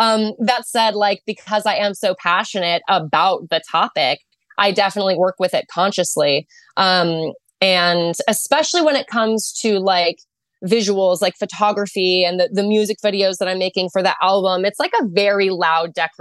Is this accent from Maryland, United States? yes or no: no; Arizona, United States; I was from Arizona